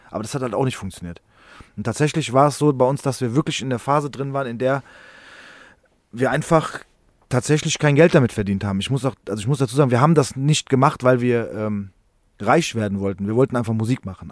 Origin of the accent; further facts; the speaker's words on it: Frankfurt, Hesse, Germany; wir sind in Rödelheim im gleichen Haus groß geworden